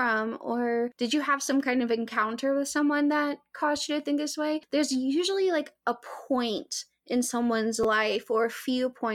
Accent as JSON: {"language": "English", "region": "Arkansas", "country": "United States", "tie": "born or raised there", "said": "I grew up in Arkansas"}